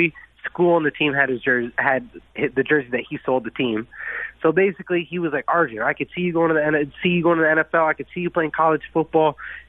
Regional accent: Windsor, Ontario, Canada; I grew up in Windsor, Ontario

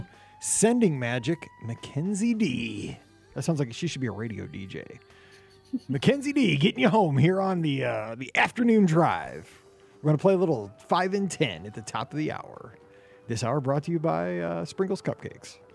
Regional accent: Missouri, United States; I'm from Missouri and we're hardworking

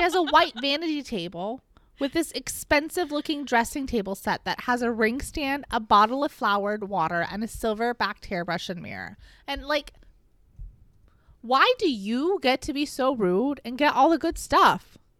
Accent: United States; I'm an American pig

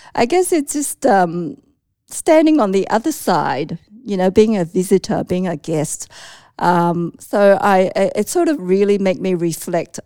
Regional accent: Australia; also born or lived in Hong Kong; I am one point five gen Chinese immigrant. That means, um, I was, like, raised in Australia, so I came from Hong Kong

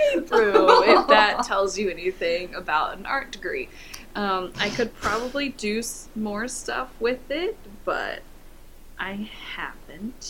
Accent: Overland Park, Kansas, United States; I grew up in Kansas City. I've been a Kansas City native all my life. Kansas

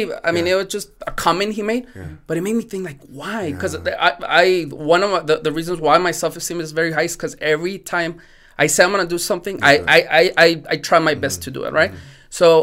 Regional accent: Mexico; born there; English is a second language; My first language is not English, right? I was born also in Mexico.

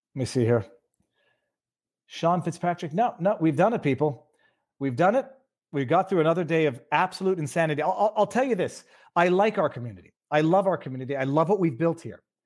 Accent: Canada; maybe I'm too Canadian

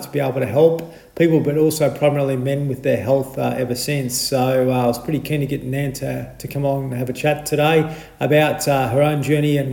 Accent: Adelaide, South Australia, Australia; moved away; I spent a lot of my childhood in Holden Hill

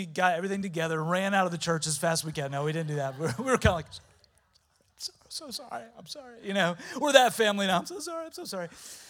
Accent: Delaware, United States; I'm from Delaware. My wife, Susie, and I started a church there 16 years ago.

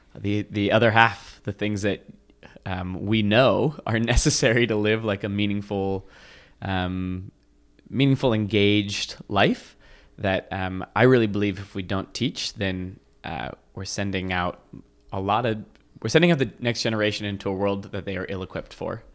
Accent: Washington, United States; I grew up mostly in Washington State

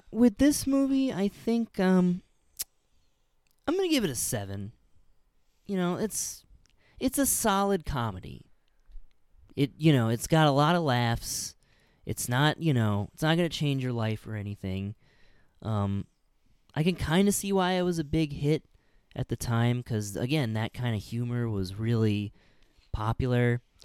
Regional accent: Illinois, United States; born or raised there; moved away

